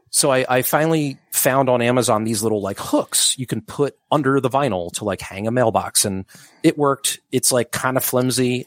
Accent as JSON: {"language": "English", "town": "Upper Darby", "region": "Pennsylvania", "country": "United States", "tie": "born or raised there", "also_born_or_lived": "Drexel Hill", "lives_now": "Mount Airy, Philadelphia, United States", "said": "Growing up in Upper Darby"}